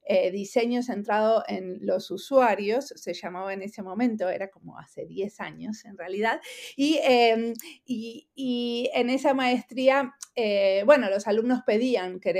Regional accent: Argentina; now in Finland; hace 23 años que vivo en perdón, que vivo en Finlandia, soy argentina.

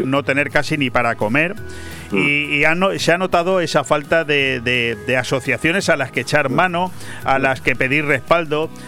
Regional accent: Benidorm, Valencian Community, Spain; los que somos oriundos de Venidor

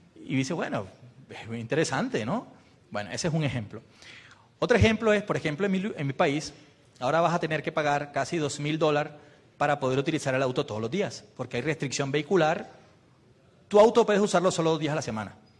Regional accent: Colombia

